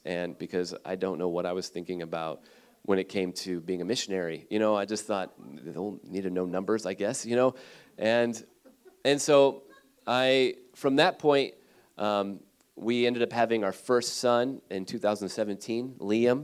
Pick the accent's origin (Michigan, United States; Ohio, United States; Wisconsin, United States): Ohio, United States; Cleveland; moved away as an adult; also born or lived in Redding, California; I'm from Ohio, um, actually from Cleveland area